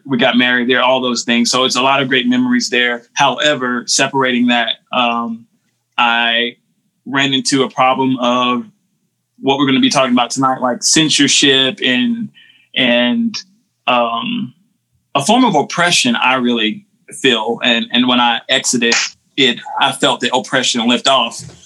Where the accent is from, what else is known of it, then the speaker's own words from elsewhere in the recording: Winston-Salem, North Carolina, United States; now in McLeansville, United States; I grew up in Winston Salem, North Carolina